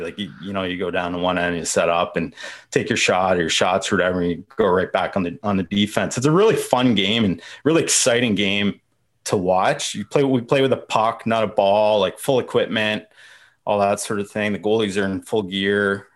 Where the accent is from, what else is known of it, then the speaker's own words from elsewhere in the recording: London, Ontario, Canada; I grew up in London, Ontario, which is where I'm, where I am here